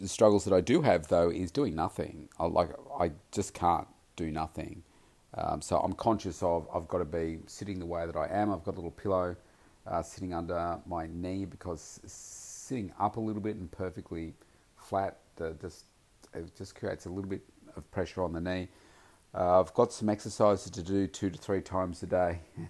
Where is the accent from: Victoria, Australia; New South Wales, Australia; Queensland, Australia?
Victoria, Australia; Melbourne; here in my hometown, Melbourne